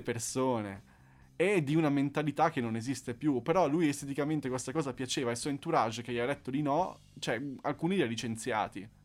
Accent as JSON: {"language": "Italian", "town": "Monza", "region": "Lombardy", "country": "Italy", "said": "Io sono di Monza"}